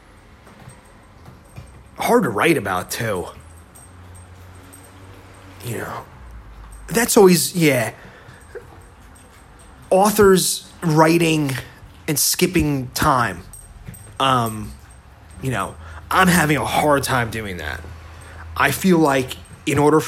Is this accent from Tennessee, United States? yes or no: no; Bergen County, New Jersey, United States; moved away as an adult; now in California, United States; I grew up in Bergen County, New Jersey